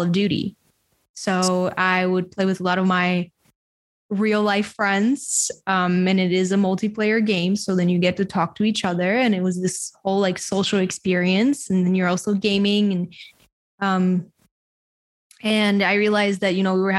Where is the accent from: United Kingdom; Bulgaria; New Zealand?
Bulgaria; I grew up in a small country called Bulgaria in Eastern Europe